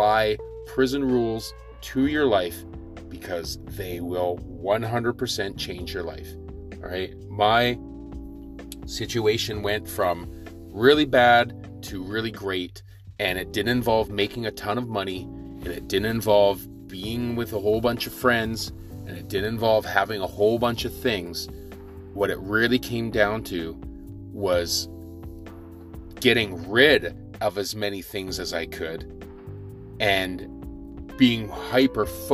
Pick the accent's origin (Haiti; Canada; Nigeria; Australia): Canada; Victoria, British Columbia; growing up in Victoria